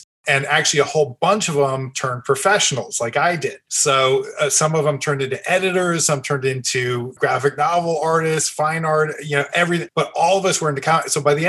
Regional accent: New Jersey, United States; where I grew up in New Jersey

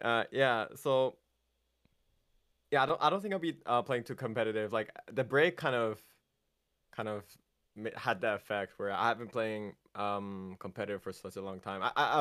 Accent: United Kingdom; They have to remember that I'm actually British sometimes.

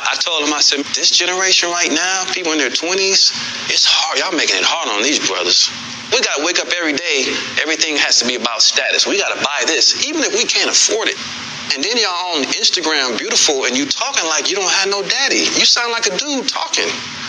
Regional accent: Los Angeles, California, United States; And I'm from South Central.

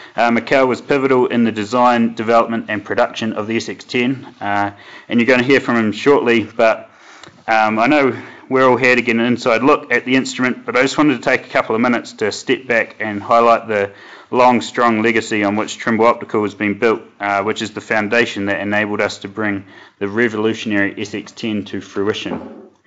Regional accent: New Zealand; moved away as an adult; now in Westminster, Colorado, United States; I was uh, born and bred in New Zealand

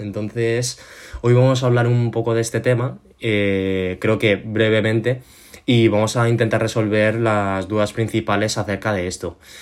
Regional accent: Spain; soy chino, eh, he nacido aquí en España, me he criado en un entorno

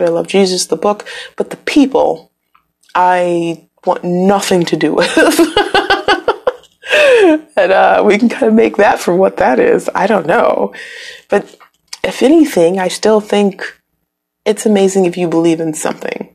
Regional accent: Midwest, United States; moved away; I'm from the Midwest, really windy there, like up by Canada

